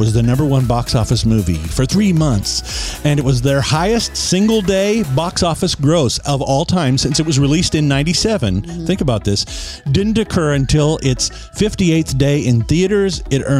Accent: Southwest Kansas, United States; moved away; also born or lived in Topeka, Kansas; I grew up in Western Kansas, Southwest Kansas, actually.

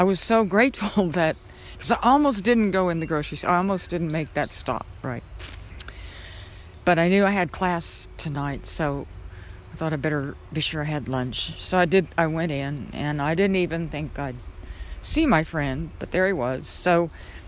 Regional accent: Southwest, United States; now in Georgia, United States; I grew up in the Southwest where you could still see stars

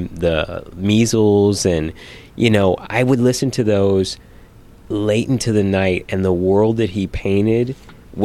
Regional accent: Cupertino, California, United States; I grew up in Cupertino, California

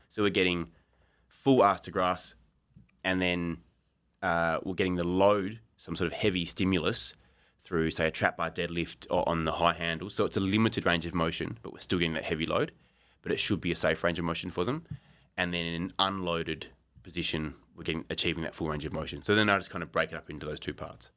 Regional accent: Australia; moved away as an adult; now in Japan; I'm an Australian.

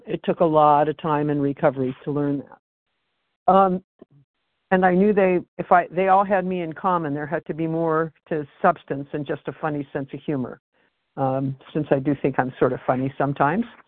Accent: West Coast, United States; I am from the West Coast

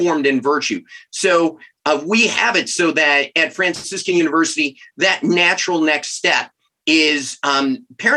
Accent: Chicago, Illinois, United States; moved away as an adult; now in Steubenville, United States; I'm originally from Chicago

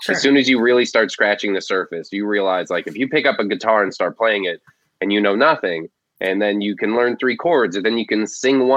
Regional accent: Florida Keys, United States; I grew up in the Florida Keys

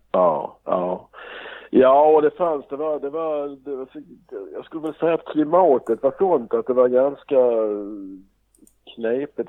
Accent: Trelleborg, Skåne, Sweden; now in Gothenburg, Sweden; Jag kommer från Trelleborg och bor i Göteborg.

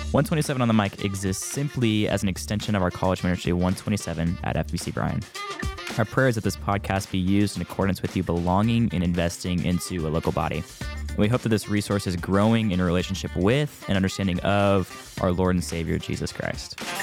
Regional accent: Spring, Texas, United States; moved away as an adult; now in Bryan, United States; I am from Houston, Texas, Northwest Houston, um, spring to be exact.

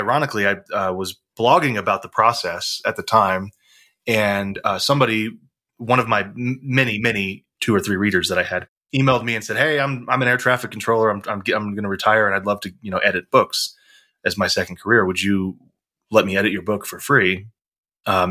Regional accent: Texas, United States; I was from Texas

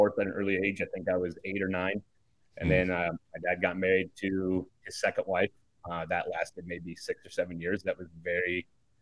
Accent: Iowa, United States; I grew up in Iowa.

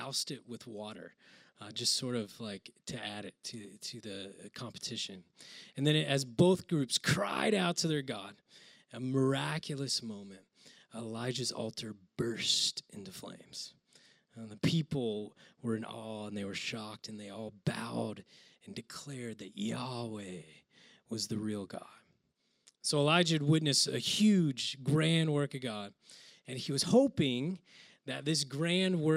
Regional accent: Oklahoma, United States; I grew up in Oklahoma

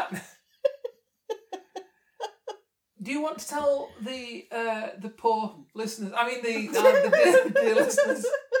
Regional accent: Scotland, United Kingdom; now in Derbyshire, United Kingdom; I'm a Scot. I'm claiming Scottishness

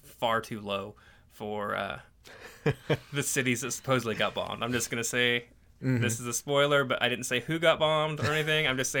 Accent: Canada; born there; I was born in Canada.

